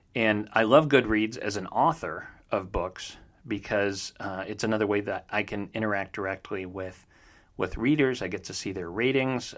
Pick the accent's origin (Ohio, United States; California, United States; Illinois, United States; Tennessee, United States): Ohio, United States; Northeast; growing up in Northeast Ohio